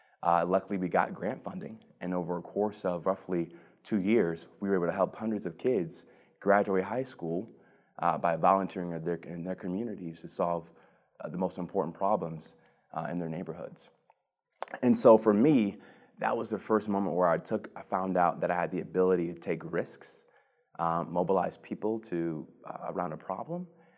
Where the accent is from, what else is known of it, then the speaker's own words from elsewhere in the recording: Cleveland, Ohio, United States; So I was born and raised in the Mount Pleasant neighborhood on the southeast side of Cleveland.